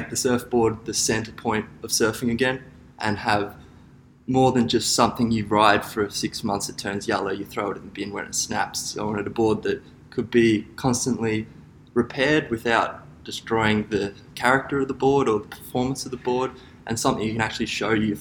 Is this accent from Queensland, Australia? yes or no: yes; Gold Coast, Queensland, Australia; I grew up on the Gold Coast with my father, who was Gold Coast born